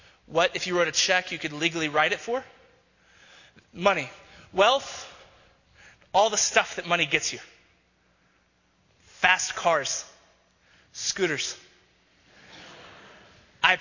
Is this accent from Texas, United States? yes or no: yes; Texas, United States; now in Denver, United States; who I grew up with in Texas